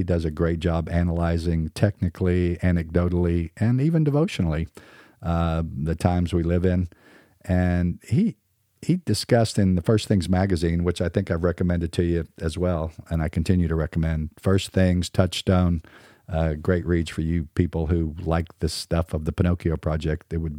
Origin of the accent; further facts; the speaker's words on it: Southern United States, United States; accent: standard American; I'm a Southern boy, but I probably speak more like a standard American.